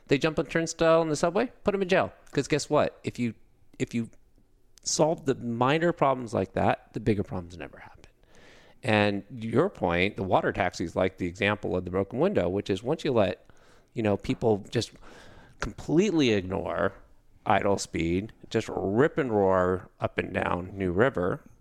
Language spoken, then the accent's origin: English; Pleasanton, California, United States; I grew up in California. I grew up in a town called Pleasanton, cow town, 1981, 13,000 people